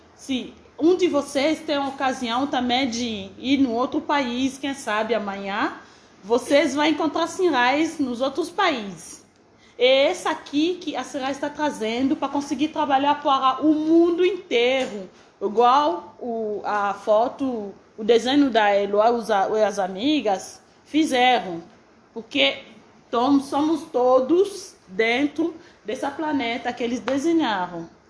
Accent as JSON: {"language": "Portuguese", "country": "DR Congo", "moved": "yes", "lives_now": "Brazil", "said": "sou da República Democrática do Congo"}